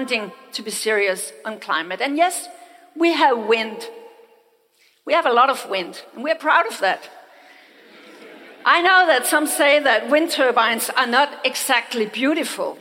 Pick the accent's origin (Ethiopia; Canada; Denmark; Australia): Denmark; I come from Denmark.